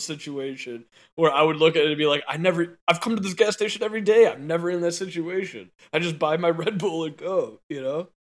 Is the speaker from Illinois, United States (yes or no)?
yes; Arlington Heights, Illinois, United States; I'm from Arlington Heights.